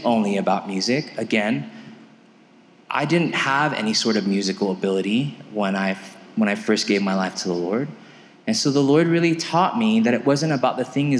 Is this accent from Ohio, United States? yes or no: no; California, United States; now in Aurora, United States; I was born and raised in California.